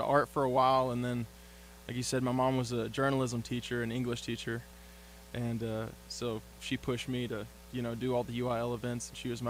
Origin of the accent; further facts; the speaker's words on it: Jayton, Texas, United States; growing up in Jayton